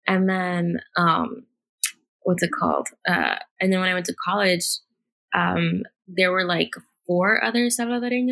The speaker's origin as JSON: {"language": "English", "region": "Virginia", "country": "United States", "said": "I went back to Virginia"}